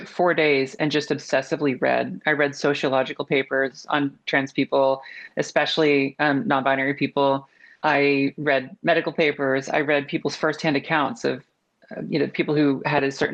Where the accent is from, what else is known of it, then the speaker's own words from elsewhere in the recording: Texas, United States; now in Portland, United States; I grew up in Texas